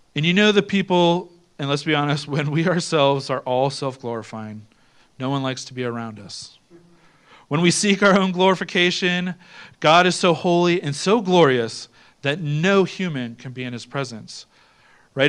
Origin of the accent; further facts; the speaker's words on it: Ohio, United States; I'm from Ohio.